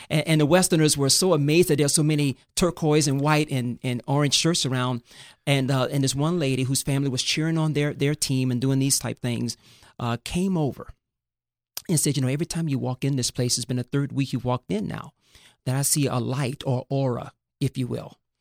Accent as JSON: {"language": "English", "town": "Fort Lauderdale", "region": "Florida", "country": "United States", "tie": "born or raised there", "also_born_or_lived": "Northwest Montana", "moved": "yes", "lives_now": "Thousand Oaks, United States", "said": "I grew up in the inner city of Fort Lauderdale, Florida, in Broward County."}